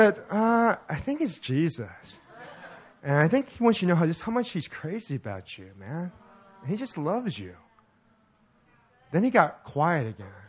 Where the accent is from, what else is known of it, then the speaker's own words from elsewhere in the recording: Orange County, California, United States; I'm from Orange County